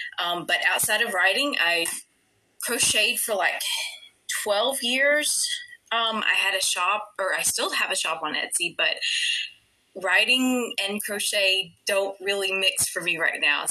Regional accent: Georgia, United States; I was born and raised in Georgia.

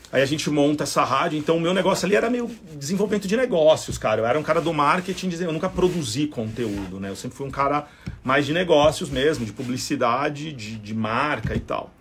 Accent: São Paulo, Brazil; vim da Vila Albertina

